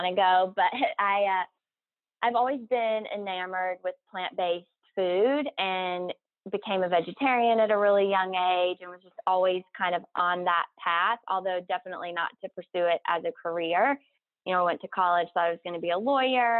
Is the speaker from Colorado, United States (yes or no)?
no; South Carolina, United States; moved away as an adult; I'm from South Carolina. And I went to college in South Carolina